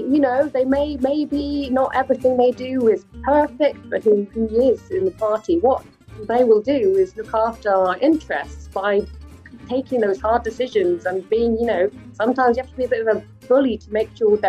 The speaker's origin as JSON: {"language": "English", "country": "United Kingdom", "said": "we as British people, where, you know, we're all going to share in our future of whatever comes."}